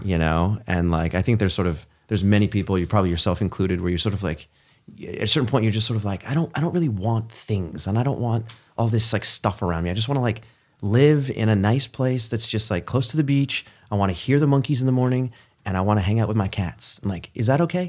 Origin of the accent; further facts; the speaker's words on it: Palo Alto, California, United States; I grew up in Palo Alto, California.